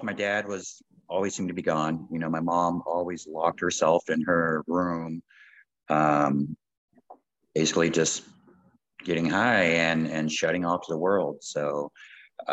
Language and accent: English; right outside of Los Angeles, Southern California, United States; moved away as an adult; also born or lived in Calgary, Canada; now in Canada; born and raised in Southern California, basically LA, right outside